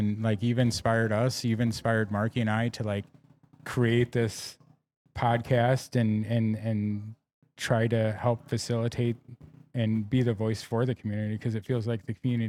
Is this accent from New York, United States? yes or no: yes; New York, United States; moved away; Yeah, I grew up in New York, though.